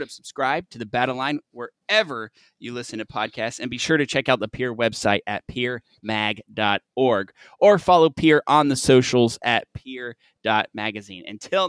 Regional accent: Michigan, United States; I grew up in Michigan too

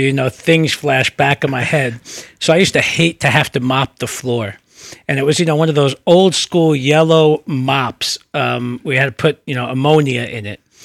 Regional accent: New York City, New York, United States; also born or lived in Brooklyn; I was born in Brooklyn, uh, moved to the Bronx when I was two or three, um, and grew up in, um, in the Bronx

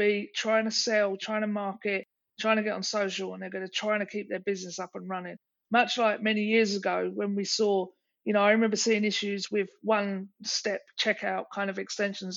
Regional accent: England, United Kingdom; now in United States; I'm English

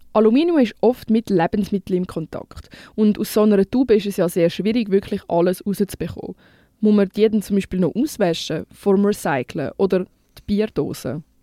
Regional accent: Switzerland; bei uns in der Schweiz

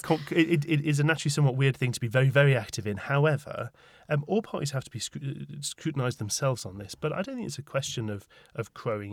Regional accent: Tyneside, North East England, United Kingdom; moved away as an adult; now in London, United Kingdom; In my mind, Tyneside is still my home with a capital H

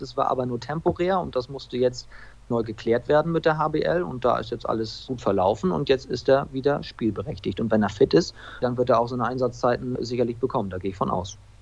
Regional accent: Preetz, Schleswig-Holstein, Germany; in meiner Heimatstadt Preetz als, als Hallensprecher unterwegs war

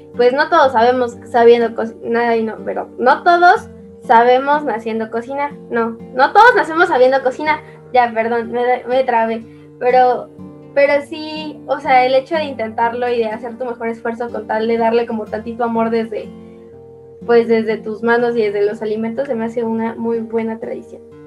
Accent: Mexico; nuestra cultura mexicana

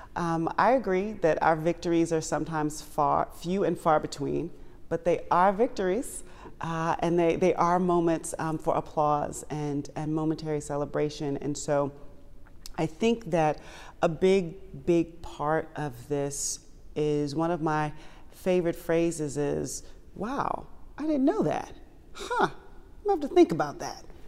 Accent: Washington, District of Columbia, United States; I was born and raised in the Washington, D C area

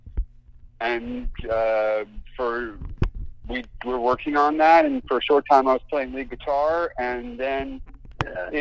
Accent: Long Island, New York, United States; I'm from Long Island originally.

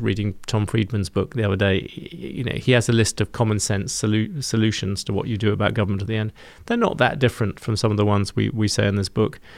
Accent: United Kingdom; accent: British

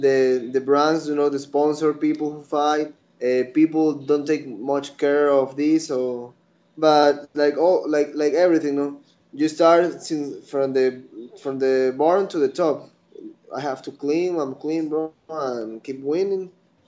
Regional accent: Ecuador; So people here, this is like a new sport here in the country

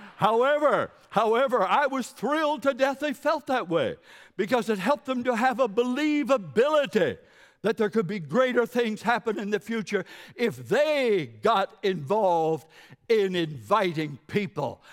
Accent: Carleton County, New Brunswick, Canada; also born or lived in Monticello, Maine; now in Moncton, Canada; I'm from New Brunswick, Carlton County

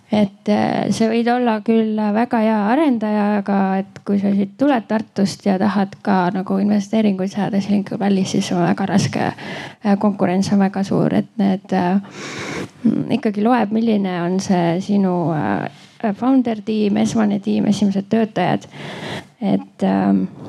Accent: Estonia; now in United States; ma olen Eestist

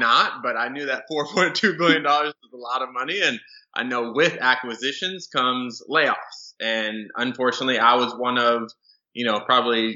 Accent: Southern California, United States; moved away as an adult; also born or lived in Las Vegas; I'm originally from Southern California

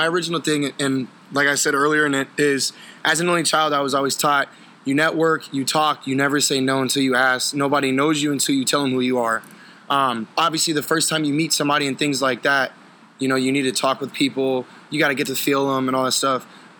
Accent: United States; I'm an American shisha smoker

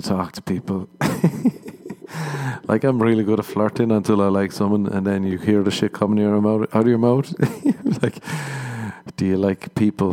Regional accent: Ireland; moved away as an adult; now in Los Angeles, United States; I'm Irish. We got that shame growing up

